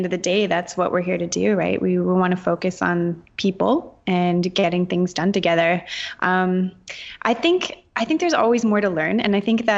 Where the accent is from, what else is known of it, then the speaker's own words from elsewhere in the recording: Canada; I'm Canadian.